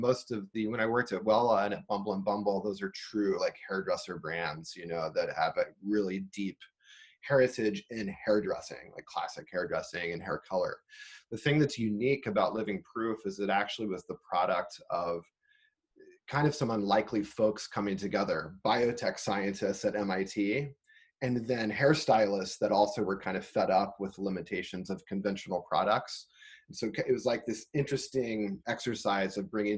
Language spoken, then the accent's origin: English; Missouri, United States; moved away as an adult; also born or lived in California; I grew up in Missouri, so I'm a Midwest kid at heart